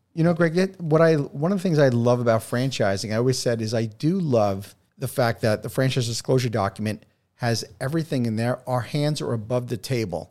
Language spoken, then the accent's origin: English; New York City, New York, United States; I'm from New York